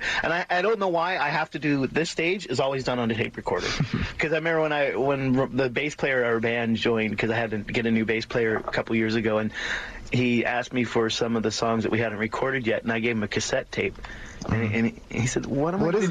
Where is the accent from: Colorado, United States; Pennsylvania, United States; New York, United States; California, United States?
Pennsylvania, United States; also born or lived in South Carolina; now in Canada; I grew up in Pennsylvania